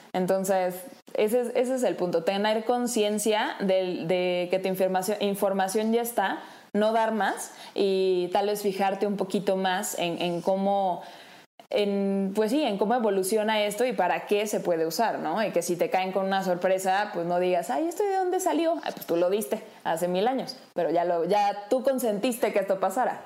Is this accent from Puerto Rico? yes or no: no; Mexico